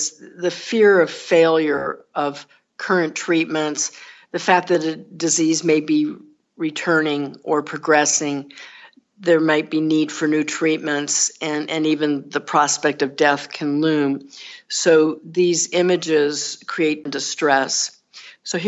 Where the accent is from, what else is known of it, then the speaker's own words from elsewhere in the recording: Texas, United States; accent: Southern; moved away as an adult; also born or lived in Northeast United States; So I'm from the South. I was born and raised in Texas, and I've lived in other places, including in the Northeast, but here I am back in the South now